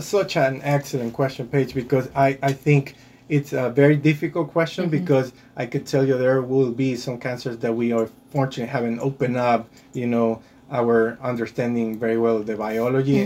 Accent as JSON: {"language": "English", "town": "Guayaquil", "region": "Guayas", "country": "Ecuador", "also_born_or_lived": "Rhode Island / Boston", "moved": "as an adult", "lives_now": "United States", "said": "I did my medical school back in my home country in Guayaquil, Ecuador"}